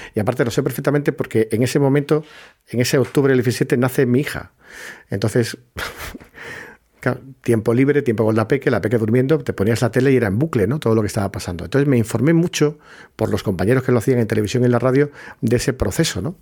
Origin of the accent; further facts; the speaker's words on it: Puerto Real, Andalusia, Spain; soy de Cádiz, que soy de Puerto Real, que está en la bahía.